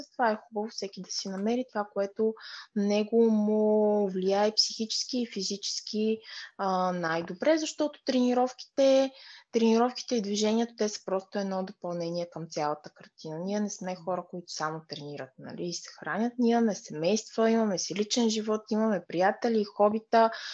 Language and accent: Bulgarian; Pleven, Pleven Province, Bulgaria; also born or lived in Burgas; Аз съм от Плевен